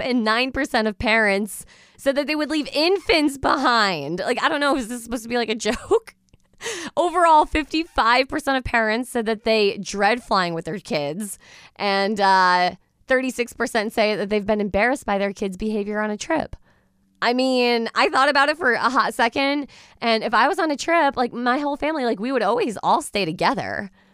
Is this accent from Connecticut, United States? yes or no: yes; Norwich, Connecticut, United States; born and raised in Norwich, and I absolutely love the city